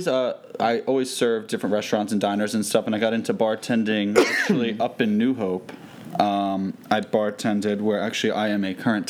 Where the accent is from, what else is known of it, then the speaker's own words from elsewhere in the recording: Philadelphia, Pennsylvania, United States; now in New Jersey, United States; I'm from Northeast Philadelphia.